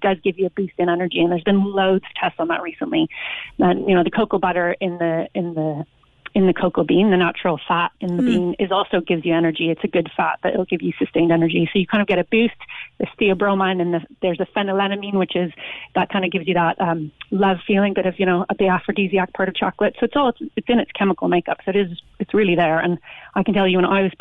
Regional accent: Canada; now in Ireland; I'm Canadian originally

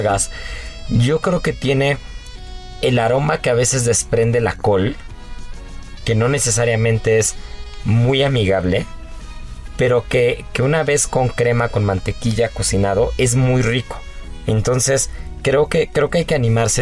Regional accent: Mexico; no solamente los cocineros y como cocineros, sino también como mexicanos

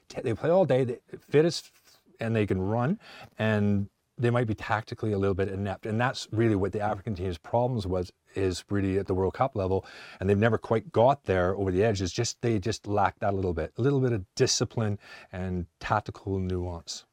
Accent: Canada; moved away; also born or lived in Ipswich, England; being Canadian

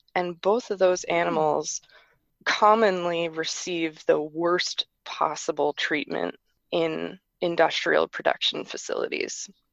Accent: New York metropolitan area, United States; I grew up in the New York metropolitan area

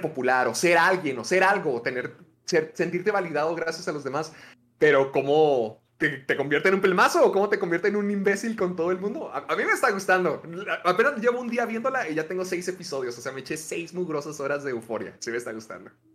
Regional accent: Mexico; lo que más llegué a ver de niño en, en Canal 5 acá en México

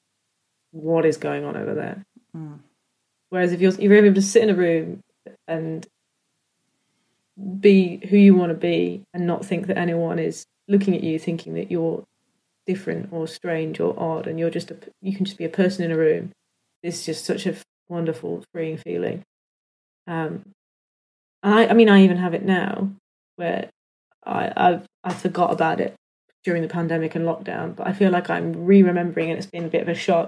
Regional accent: United Kingdom; I'm British

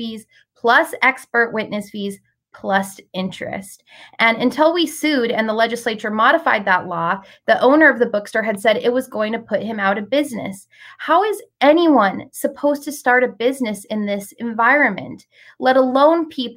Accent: Palm Desert, California, United States; my hometown of Palm Desert

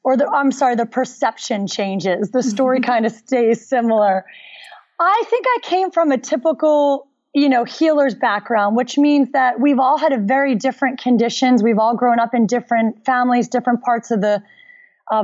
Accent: Philadelphia, Pennsylvania, United States; I grew up in Philadelphia

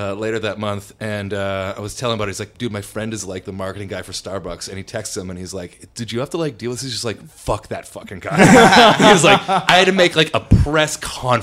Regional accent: Toronto, Ontario, Canada; I'm from Etobicoke

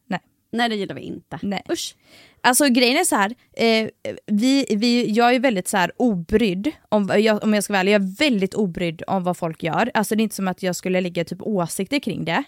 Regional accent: Gothenburg, Västra Götaland, Sweden; accent: Gothenburg dialect (göteborgska); jag tar bort min göteborgska

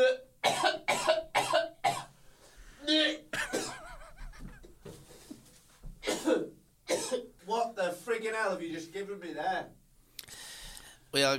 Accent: Burnley, North West England, United Kingdom; also born or lived in Preston; I'm originally from Burnley. I support Burnley. Mm. But I moved to Preston when I was about 12 years old

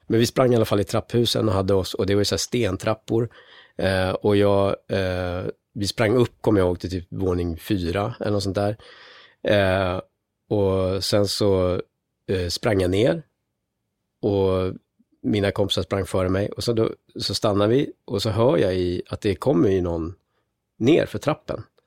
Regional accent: Gothenburg, Västra Götaland, Sweden; jag är uppvuxen i Haga i Göteborg

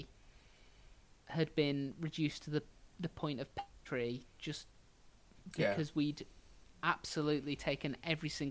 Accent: Ireland

